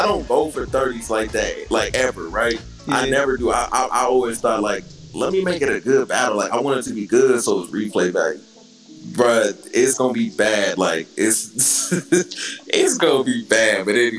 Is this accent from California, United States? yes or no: yes; the Bay Area, Northern California, United States; I'm from NorCal, right? Like Gotti from SoCal. He from the LA area. I'm from the Bay. So we don't bang like that up here.